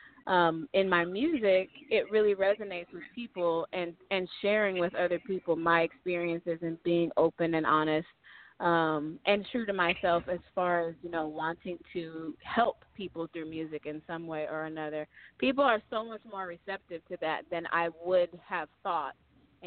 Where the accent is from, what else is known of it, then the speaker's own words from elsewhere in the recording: Sacramento, California, United States; moved away as an adult; also born or lived in Michigan; now in Southern California, United States; I'm from Michigan originally, but I grew up in Sacramento